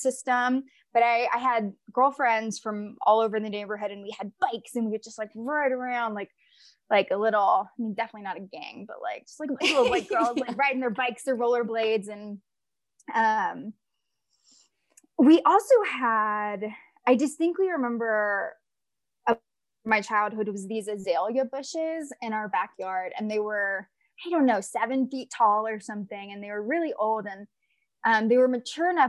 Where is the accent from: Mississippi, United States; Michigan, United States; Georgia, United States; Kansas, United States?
Mississippi, United States; northeastern; now in Colorado, United States; I'm also from a port city in northeastern Mississippi.